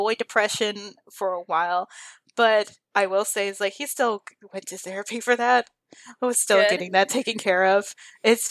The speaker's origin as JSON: {"language": "English", "region": "Texas", "country": "United States", "tie": "born or raised there", "said": "I was raised in Texas, but my family's from like hardcore Mexico"}